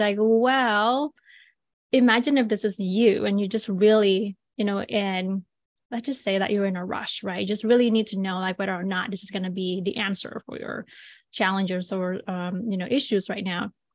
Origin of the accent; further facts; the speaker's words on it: Bali, Indonesia; moved away; I was born and raised in Bali, Indonesia.